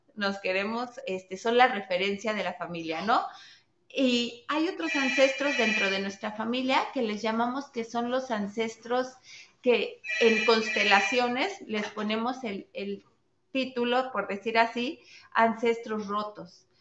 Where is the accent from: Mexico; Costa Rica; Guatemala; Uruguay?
Mexico; yo, soy mexicana